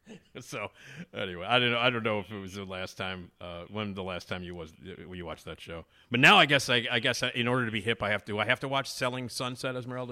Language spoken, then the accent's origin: English; Chicago, Illinois, United States; accent: Chicago; I'm from Chicago, and I got the ridiculous Chicago accent, as you can all hear